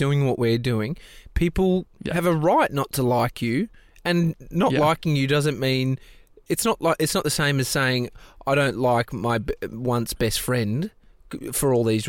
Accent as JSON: {"language": "English", "country": "Australia", "said": "I say Stan because we're Australian."}